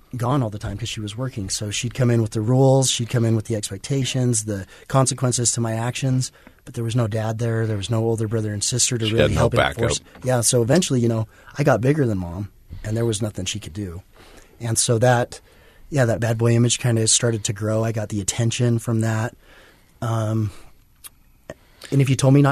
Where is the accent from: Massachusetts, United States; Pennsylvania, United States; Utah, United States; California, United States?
Utah, United States; Kaysville; I grew up in Kaysville, so, you know, small suburban farm community